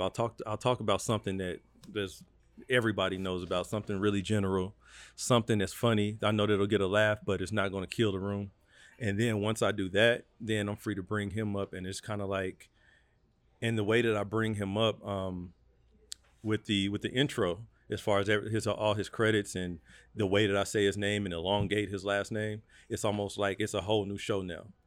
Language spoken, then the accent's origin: English; North Las Vegas, Nevada, United States; I grew up in North of Las Vegas